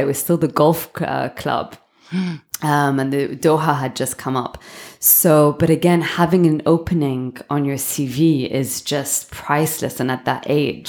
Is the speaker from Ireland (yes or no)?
no; London, United Kingdom; moved away as an adult; also born or lived in Hong Kong / Miami / Beirut / Switzerland; now in Dubai, United Arab Emirates; born and raised in London.